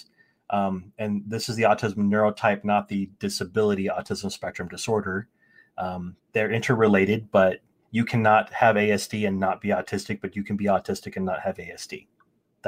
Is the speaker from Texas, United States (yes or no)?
no; just outside Sacramento, Northern California, United States; moved away as an adult; also born or lived in Ohio / Alabama / Leeds, England; my dad and got a job out in California, Northern California, just outside Sacramento, with a major company. And so we relocated out to California